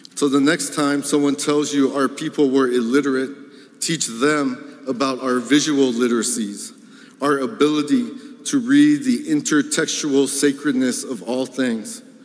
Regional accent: Guam; I'm from a very small island of Guam, and there's only one bookstore

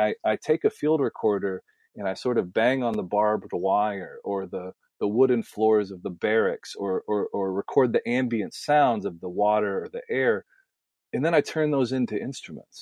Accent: Nashville, Tennessee, United States; moved away; the music that I came from growing up in Nashville

